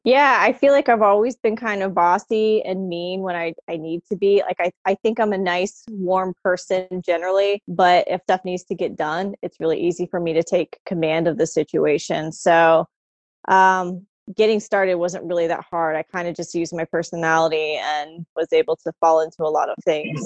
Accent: Florida, United States; born or raised there; now in DC, United States

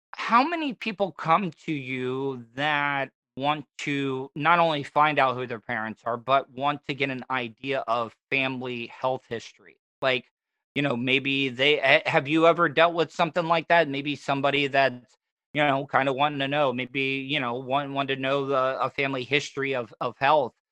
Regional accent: Volusia County, Florida, United States; I grew up here in Volusia County

